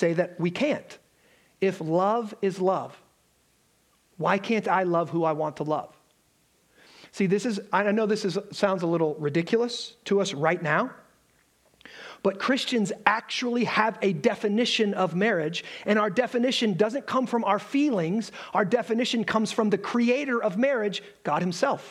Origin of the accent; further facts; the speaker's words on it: Alabama, United States; I am from Alabama